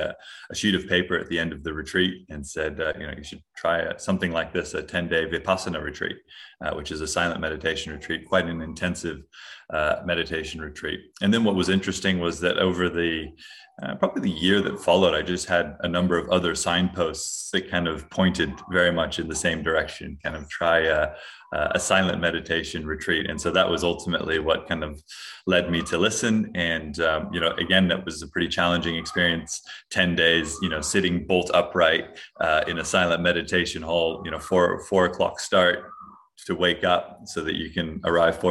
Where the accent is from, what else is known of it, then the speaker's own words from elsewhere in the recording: Hawaii, United States; I'm originally from Hawaii, grew up there